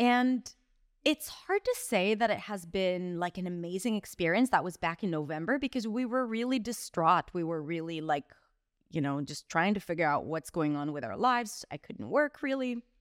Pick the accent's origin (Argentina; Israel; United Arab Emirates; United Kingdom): Israel; moved away as an adult; also born or lived in New York, United States; now in Barcelona, Spain; went back to my home country, Israel